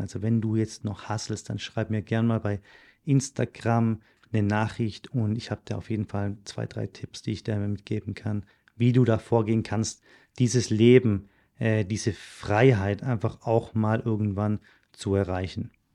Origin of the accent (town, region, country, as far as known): Germany; moved away; also born or lived in Switzerland